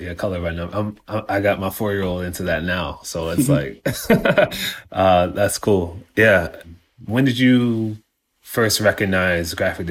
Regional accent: Mount Vernon, New York, United States; I'm 41 years old and I'm from Mount Vernon, New York.

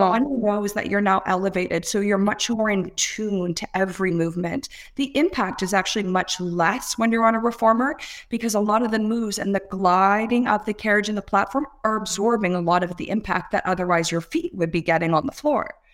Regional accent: Toronto, Ontario, Canada; I'm from Toronto, Canada.

